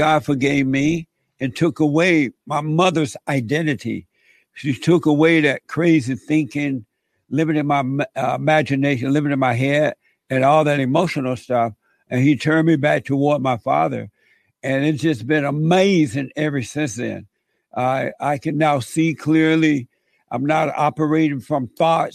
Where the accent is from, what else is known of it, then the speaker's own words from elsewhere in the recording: Alabama, United States; I grew up in Alabama on a plantation.